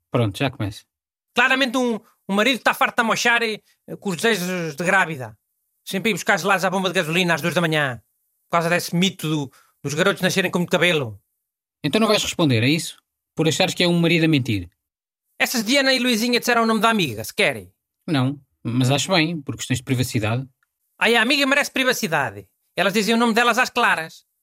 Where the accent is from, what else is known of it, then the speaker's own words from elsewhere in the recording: Centro, Portugal; accent: Bairrada; Olha, Beatriz, o meu sotaque é da bairrada. E é um sotaque que vai por aí cima, quase até Aveiro.